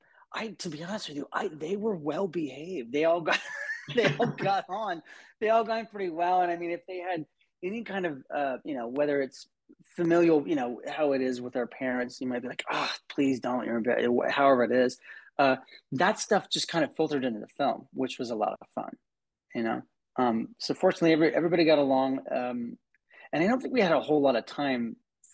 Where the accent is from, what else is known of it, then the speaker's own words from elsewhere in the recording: Texas, United States; I grew up in the Bible Belt in Texas